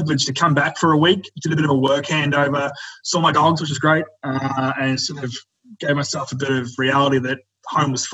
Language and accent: English; Bundaberg, Queensland, Australia; We're from Bundaberg, 4 hours away from Brisbane